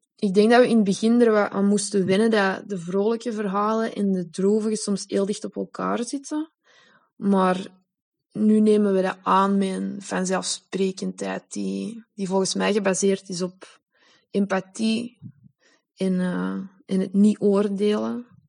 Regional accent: Belgium; first language Dutch; moved away as an adult; now in Spain; vrouwen uit mijn geboorteland

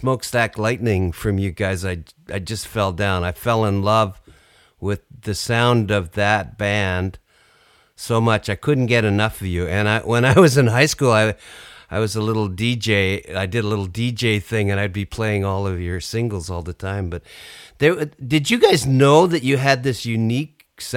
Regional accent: Canada; my perception as a Canadian over here

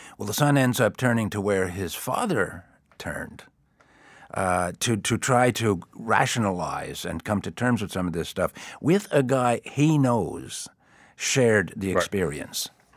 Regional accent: East Coast, United States; what I grew up with on the East Coast

